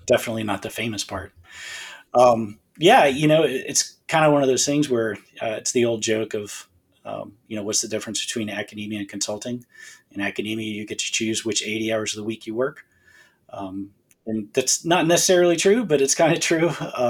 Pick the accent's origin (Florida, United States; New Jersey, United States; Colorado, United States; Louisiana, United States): Florida, United States; Southwest; now in Alabama, United States; I'm from Southwest Florida.